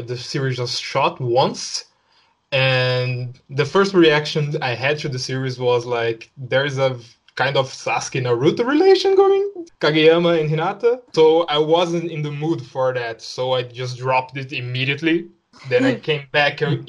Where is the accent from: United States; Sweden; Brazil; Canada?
Brazil; Osasco, São Paulo; I'm from São Paulo. I'm not actually from São Paulo. I'm from Osasco. It's a city next to São Paulo, but it's in the same state